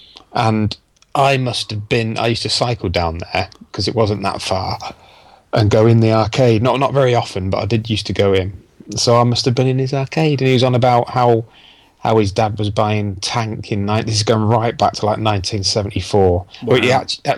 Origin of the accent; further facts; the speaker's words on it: Earls Barton, East Midlands, United Kingdom; moved away; also born or lived in Wellingborough; I'm originally from Wellingborough, then a little village called Earlsbarton.